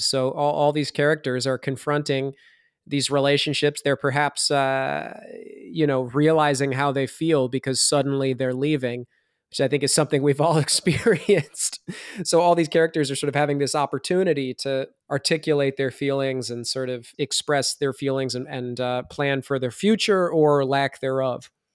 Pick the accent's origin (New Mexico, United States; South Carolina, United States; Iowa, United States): Iowa, United States; I'm from Iowa